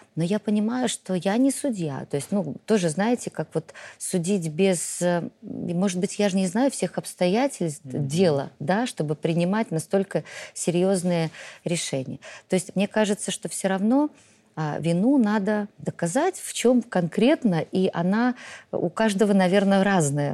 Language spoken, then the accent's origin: Russian; Belarus